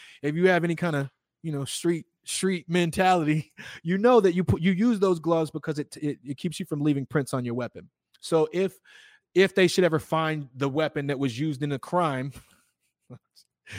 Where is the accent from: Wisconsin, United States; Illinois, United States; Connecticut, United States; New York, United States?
Illinois, United States; I'm from Illinois